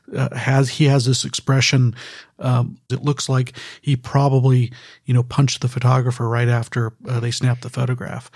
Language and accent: English; Bay Area, California, United States; I was born and raised here in the Bay Area